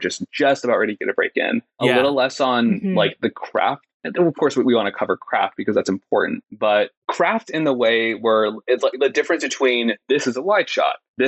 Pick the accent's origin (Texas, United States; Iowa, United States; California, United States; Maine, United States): California, United States; Sacramento; I grew up in Northern California